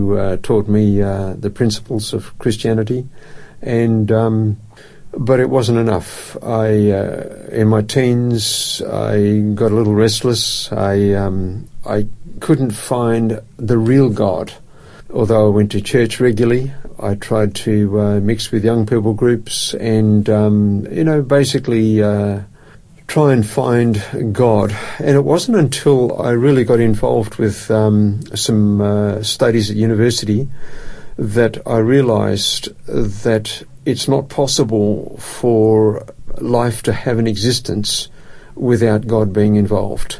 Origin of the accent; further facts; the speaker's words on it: Perth, Western Australia, Australia; moved away as an adult; also born or lived in Melbourne; now in Adelaide, Australia; I grew up in Perth, and Perth is my home. A suburb called Kenwick was the last place I lived in Perth